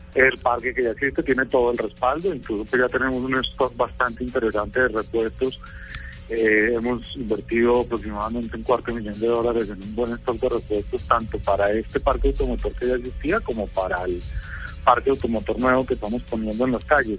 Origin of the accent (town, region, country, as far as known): Colombia